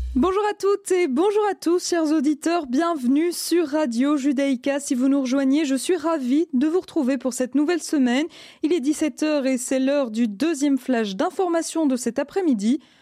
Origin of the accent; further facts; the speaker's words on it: Belgium; chez nous en Belgique